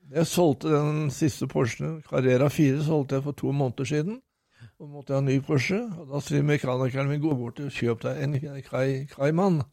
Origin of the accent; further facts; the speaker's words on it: Norway; also born or lived in Nesbru; kom jeg hjem til Norge